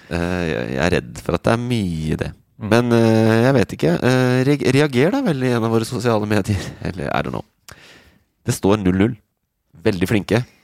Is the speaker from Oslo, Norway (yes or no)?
yes; Oslo, Norway; Det er jeg som kommer fra Oslo